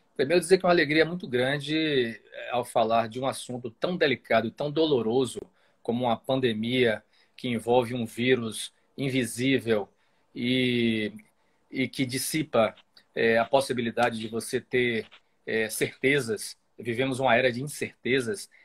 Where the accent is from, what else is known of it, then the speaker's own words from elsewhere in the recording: Salvador, Bahia, Brazil; also born or lived in Castro Alves, Bahia; eu nasci no interior da Bahia, nasci em Castro Alves, aqui no Recôncavo. É, o meu pai é de Castro Alves, a minha mãe é de Santa Terezinha, cidades vizinhas e vim para Salvador com cinco anos.